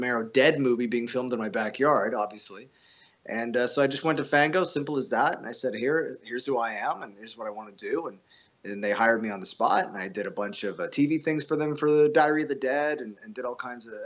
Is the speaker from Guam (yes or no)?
no; Canada; I'm Canadian